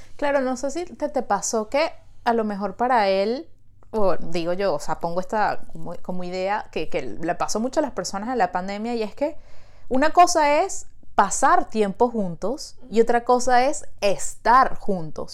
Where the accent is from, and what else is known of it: Venezuela; now in Montreal, Canada